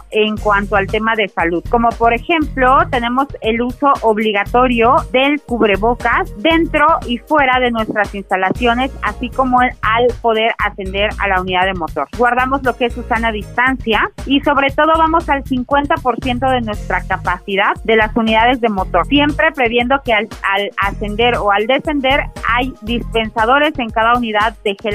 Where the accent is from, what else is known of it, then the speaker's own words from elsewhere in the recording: Oaxaca, Mexico; nuestro sentir primero como oaxaqueños.